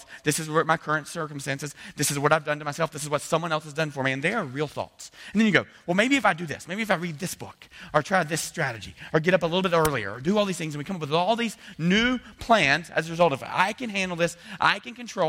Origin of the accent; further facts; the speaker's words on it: the South, United States; I'm from the South.